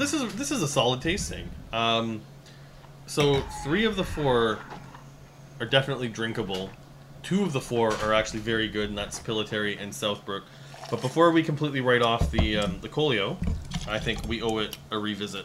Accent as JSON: {"language": "English", "town": "Regina", "region": "Saskatchewan", "country": "Canada", "tie": "born or raised there", "moved": "yes", "said": "I am from Saskatchewan"}